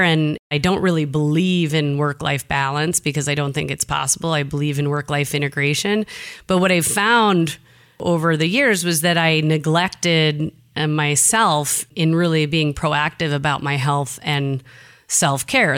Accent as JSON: {"language": "English", "town": "Jackson", "region": "Michigan", "country": "United States", "tie": "born or raised there", "moved": "yes", "said": "I'm from the Midwest"}